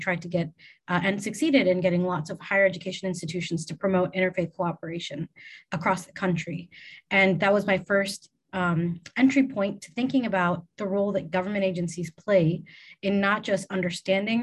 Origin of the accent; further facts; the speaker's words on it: Chicago, Illinois, United States; moved away as an adult; also born or lived in London; now in Saudi Arabia; I grew up in the Chicago area